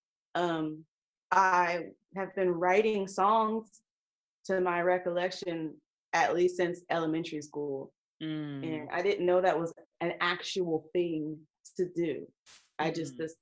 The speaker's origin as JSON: {"language": "English", "region": "Southern California", "country": "United States", "tie": "born or raised there", "also_born_or_lived": "Rialto, California / Los Angeles / Orange County", "said": "I am a Southern California native"}